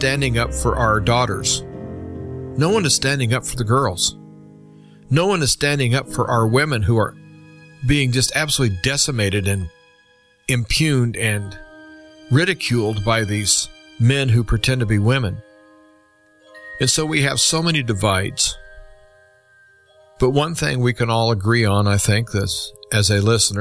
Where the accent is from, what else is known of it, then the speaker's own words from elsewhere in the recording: United States; as an American